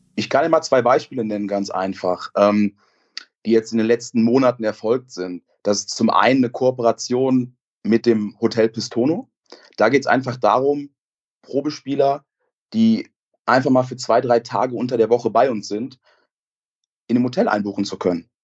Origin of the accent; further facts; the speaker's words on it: Koblenz, Rhineland-Palatinate, Germany; ich bin in Koblenz aufgewachsen